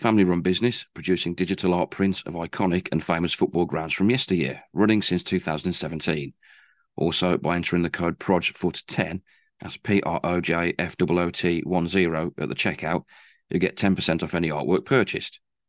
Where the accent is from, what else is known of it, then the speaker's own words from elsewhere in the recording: Stourbridge, West Midlands, United Kingdom; And ironically, they played my hometown in the FA Cup a few years ago. And I went down to Adams Park to watch that. Great day out. Stourbridge lost, but you know what? Loved it.